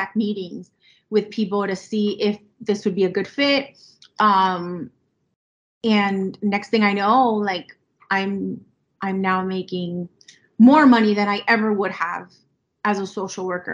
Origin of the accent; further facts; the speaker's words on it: Miami, Florida, United States; my mom is Colombian, my dad is Cuban, and I was born and raised here in Miami